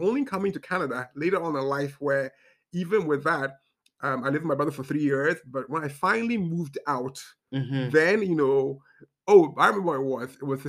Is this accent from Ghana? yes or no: yes; Ghana; also born or lived in Zambia / Kenya; I grew up in Ghana, Zambia, Kenya